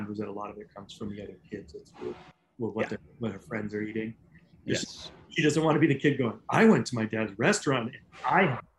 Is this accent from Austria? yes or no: no; New England, United States; moved away; But I grew up in New England